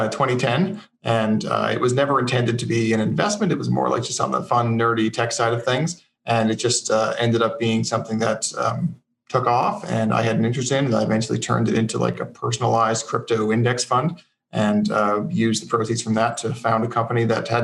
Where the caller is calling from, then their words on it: Fredericton, New Brunswick, Canada; I'm in Fredericton, New Brunswick.